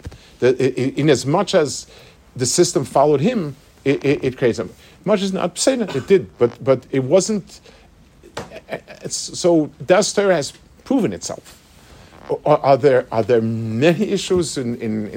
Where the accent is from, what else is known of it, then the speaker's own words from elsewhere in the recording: United States; When I was growing up as a young boy in America